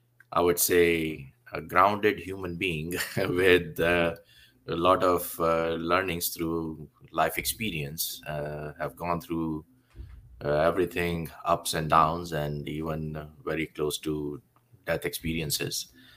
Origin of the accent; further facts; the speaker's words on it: India; English is a second language; now in Canada; I was born in India, and born in a family where the environment was quite spiritual, not so religious, but spiritual environment.